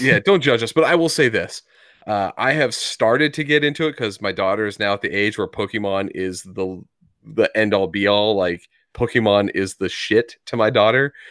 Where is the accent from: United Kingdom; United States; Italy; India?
United States; my ignorance as an American here